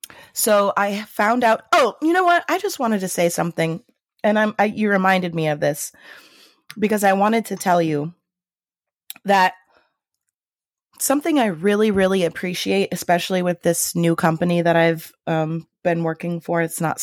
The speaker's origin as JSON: {"language": "English", "region": "Illinois", "country": "United States", "said": "I'm from Illinois, and I will dispute that."}